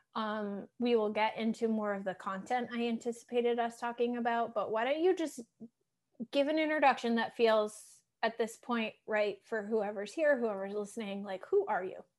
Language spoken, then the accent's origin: English; Massachusetts, United States; I'm from Massachusetts